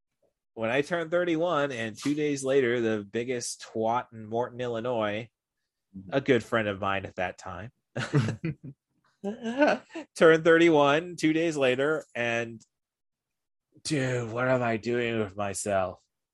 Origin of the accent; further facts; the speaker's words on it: Dusseldorf, North Rhine-Westphalia, Germany; born there; I was born in Dusseldorf, and that is why.